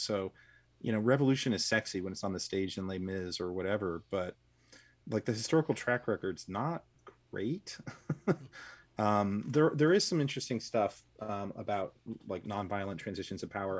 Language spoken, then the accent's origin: English; the South, United States; I grew up in the South in the 80s